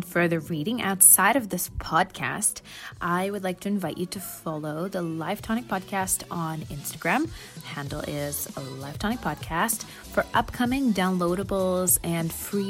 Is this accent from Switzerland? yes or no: yes; Switzerland; now in London, United Kingdom; I grew up in Switzerland before moving to London, where I now live and work as a full-time buyer.